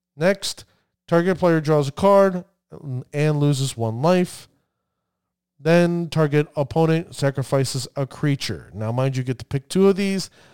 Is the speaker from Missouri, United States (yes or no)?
no; New Jersey, United States; accent: New Jersey; my New Jersey accent.